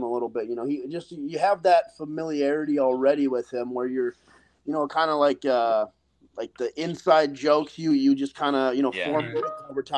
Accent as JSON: {"language": "English", "region": "North Dakota", "country": "United States", "tie": "born or raised there", "moved": "as an adult", "lives_now": "Tampa, United States"}